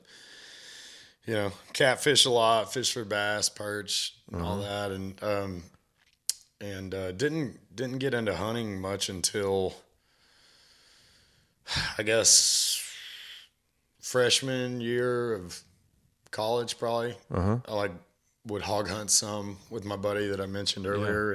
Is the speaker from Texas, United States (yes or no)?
yes; Terrell, Texas, United States; also born or lived in Kaufman, Texas; I was born in Terrell, Texas, and I moved to Kaufman, Texas in the seventh